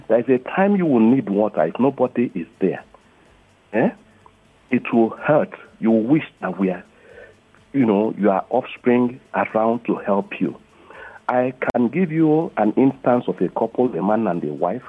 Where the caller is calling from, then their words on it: Lagos, Nigeria; I'm calling from Ayobo.